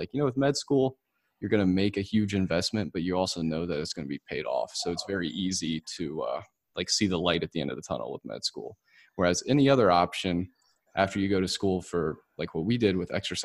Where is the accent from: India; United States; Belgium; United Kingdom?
United States; Winston-Salem, North Carolina; moved away as an adult; also born or lived in Auburn, Alabama; going from North Carolina, which is where I was raised, actually in Winston-Salem